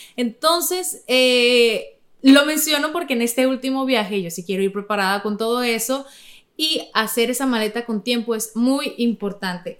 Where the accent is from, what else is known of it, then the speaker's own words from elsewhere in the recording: Navojoa, Sonora, Mexico; de donde yo soy, Navojoa